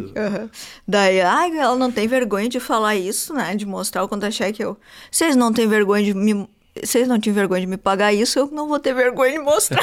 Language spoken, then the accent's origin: Portuguese; Santo Antônio da Patrulha, Rio Grande do Sul, Brazil; Eu sou de Santo Antônio da Patrulha